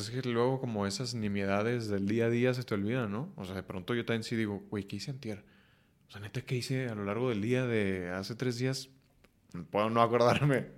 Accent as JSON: {"language": "Spanish", "region": "northern Mexico", "country": "Mexico", "tie": "born or raised there", "said": "así crecí, ¿no? Como hombre mexicano, norteño"}